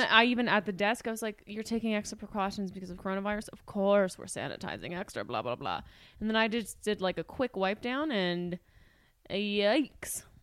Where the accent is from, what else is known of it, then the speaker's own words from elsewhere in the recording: Canada; We're Canadian citizens.